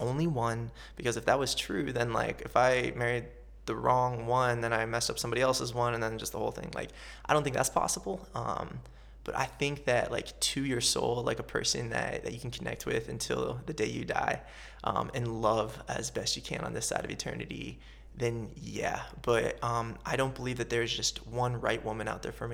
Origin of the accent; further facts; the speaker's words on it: central Ohio, United States; moved away as an adult; also born or lived in Los Angeles, United States; I was born and raised in a little farm town in central Ohio.